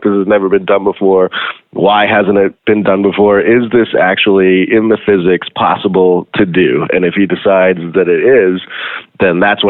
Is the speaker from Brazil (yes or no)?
no; South Africa; moved away; I grew up in South Africa as well